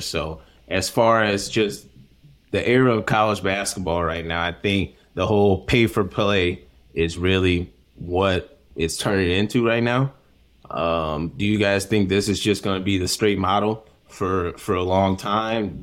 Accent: Missouri, United States; growing up in Missouri

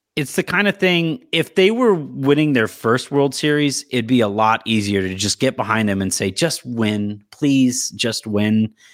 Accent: Yorba Linda, California, United States; I grew up in Orange County, in Yorba Linda, of all places, Richard Nixon's birthplace

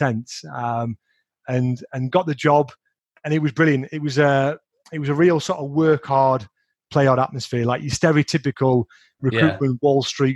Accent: Sheffield, Yorkshire and the Humber, United Kingdom; also born or lived in Sunderland; I'm originally from Sheffield

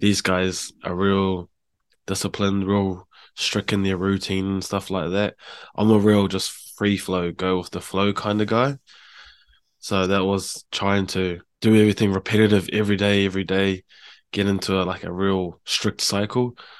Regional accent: Hamilton, Waikato, New Zealand; moved away as an adult; also born or lived in Palmerston North / Auckland; now in Japan; I grew up in, uh, Hamilton, H Town. I was born in Palmerston North, though

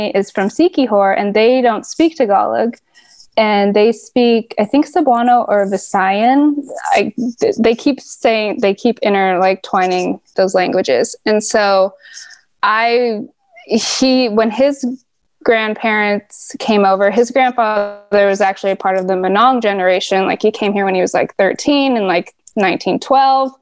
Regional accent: California, United States; born or raised there; now in Los Angeles, United States

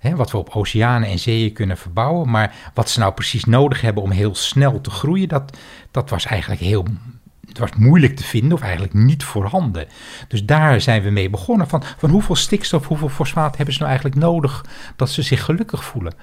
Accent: Heiloo, North Holland, Netherlands; also born or lived in Bussum; ik ben in Bussum geboren en toen ik zes jaar oud was, verhuisden mijn ouders naar Heilo

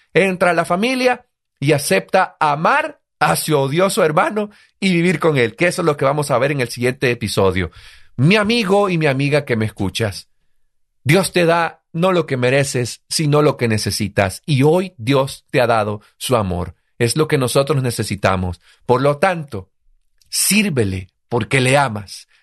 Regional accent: El Salvador

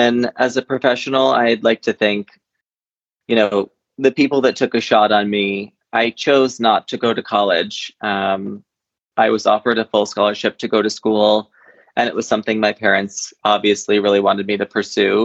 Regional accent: Shelburne, Vermont, United States; I was born and raised in Shelburne, Vermont

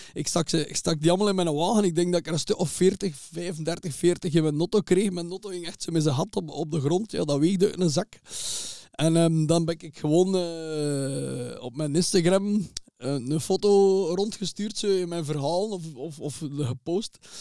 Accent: Zottegem, Flanders, Belgium; Ik ben geboren in Zottegem

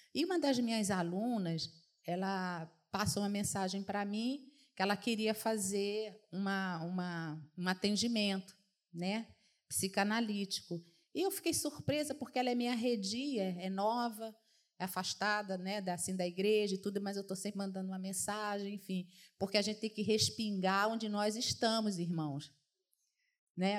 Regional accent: Northeast Region, Brazil; moved away; na minha terra a gente fala muito riacho, né, nordestino

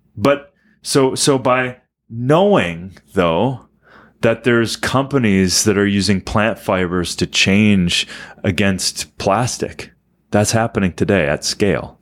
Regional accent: Minnesota, United States; Dan and I are from Minnesota

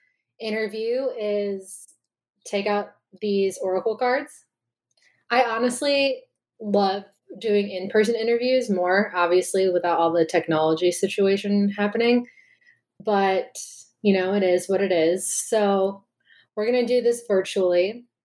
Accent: Chicago, Illinois, United States; So we're both from the Chicago area.

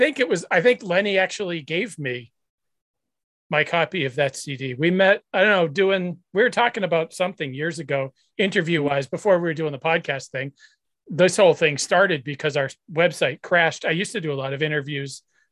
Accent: Nashua, New Hampshire, United States; now in Boston area, United States; I grew up in Southern New Hampshire. I grew up in Nashville, New Hampshire.

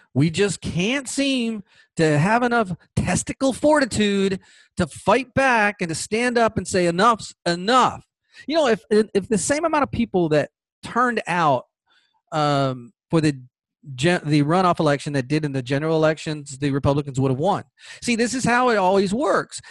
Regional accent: Georgia, United States; Georgia, my home state

